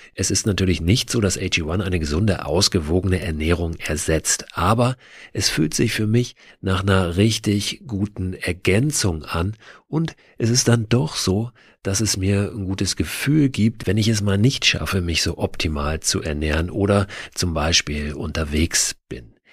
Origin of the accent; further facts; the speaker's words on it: Hamburg, Germany; also born or lived in West Berlin; Ich komme aus Hamburg